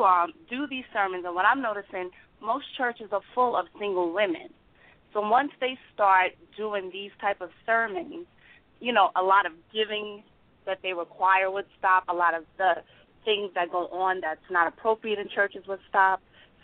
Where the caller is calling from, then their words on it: New York, United States; I'm from New York, Long Island.